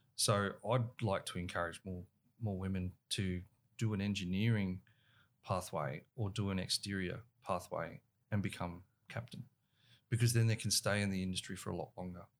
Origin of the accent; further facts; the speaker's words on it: Australia; our, our young kids are growing up in and around the water.